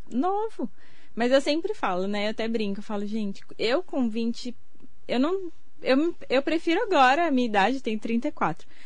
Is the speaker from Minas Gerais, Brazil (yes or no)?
no; Suzano, São Paulo, Brazil; also born or lived in Mogi das Cruzes; Eu sou de Suzano, nasci em Mogi.